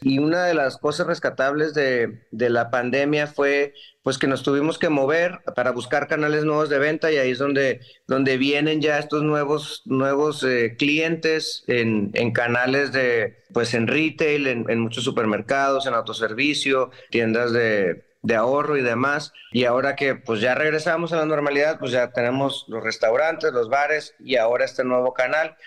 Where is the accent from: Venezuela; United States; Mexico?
Mexico; Ensenada, Baja California; yo crecí aquí en Ensenada